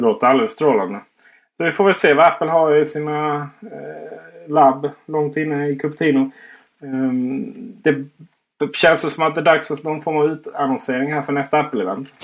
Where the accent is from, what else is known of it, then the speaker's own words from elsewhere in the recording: Blekinge, Sweden; Jag är ju faktiskt från Blekinge, inte Skåne